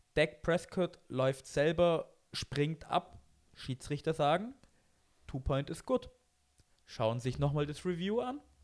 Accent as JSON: {"language": "German", "country": "Germany", "said": "bei uns in Deutschland"}